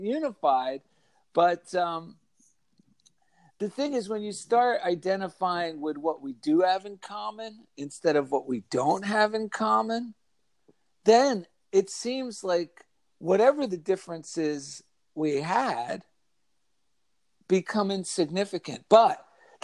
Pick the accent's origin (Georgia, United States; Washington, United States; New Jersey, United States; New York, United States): New Jersey, United States; Clifton; I grew up in New Jersey. I grew up in a small, not too small, but Clifton, New Jersey